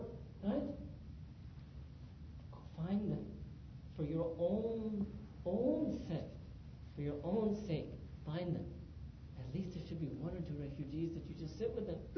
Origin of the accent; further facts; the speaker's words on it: New York City, New York, United States; moved away as an adult; also born or lived in Pakistan; being born and raised in New York City